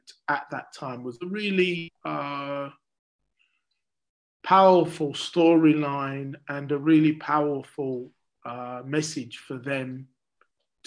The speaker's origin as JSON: {"language": "English", "region": "London", "country": "United Kingdom", "tie": "born or raised there", "said": "I grew up in Deptford in South East London"}